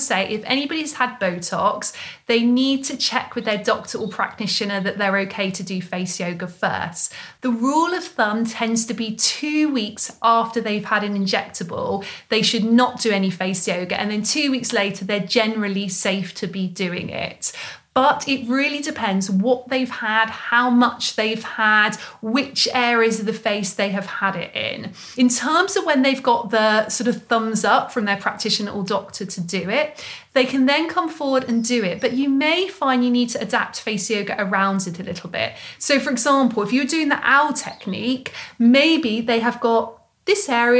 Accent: Mongolia; English is a second language; So I'm from Mongolia. I'm studying face yoga teacher training right now.

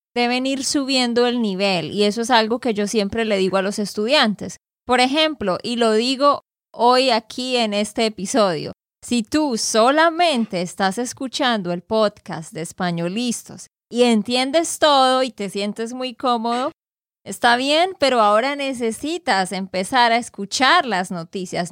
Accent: Santander, Colombia; de Santander, Colombia

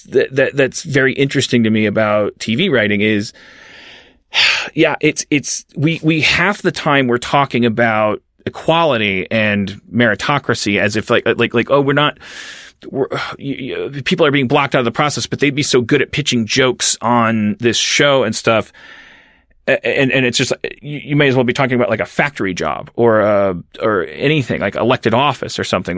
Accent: Harlem, New York, United States; I'm 25 years old. I'm a black male screenwriter. I'm really funny, and I'm a really good writer, and I grew up in Harlem.

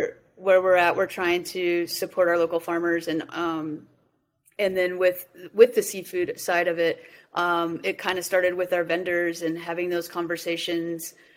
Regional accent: Colorado, United States; I I grew up in Colorado

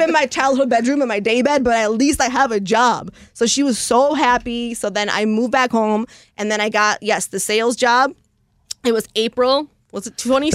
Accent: Chicago, Illinois, United States; also born or lived in Los Angeles; I grew up in Chicago, so I'm from here, like Southside Midway area

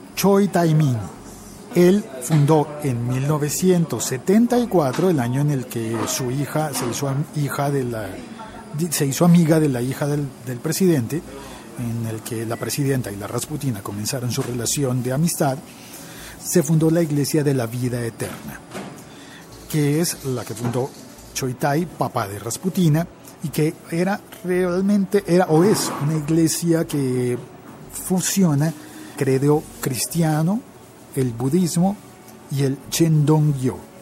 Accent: Bogotá, Colombia; yo crecí en mi ciudad, en Bogotá

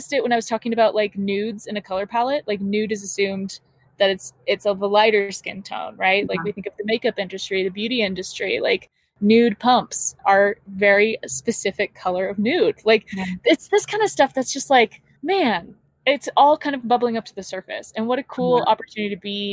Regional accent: Southern California, United States; I'm from Southern California

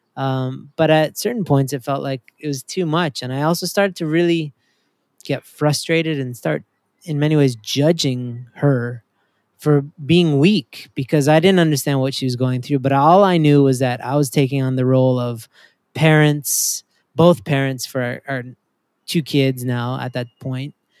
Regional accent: Canada; also born or lived in Maryland; now in United States; My wife and I are both immigrants to America. I'm from Canada.

